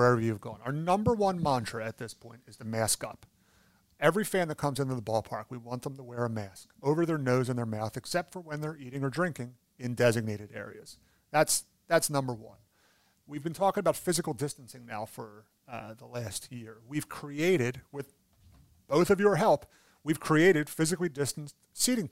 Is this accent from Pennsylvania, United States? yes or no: yes; Philadelphia, Pennsylvania, United States; I'm from Philadelphia